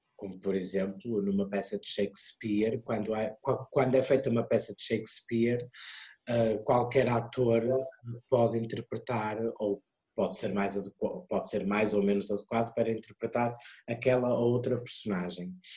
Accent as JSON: {"language": "Portuguese", "town": "Porto", "region": "Norte", "country": "Portugal", "said": "eu sou do Porto, uh, nasci no Porto, os meus pais vivem em Águas Santas"}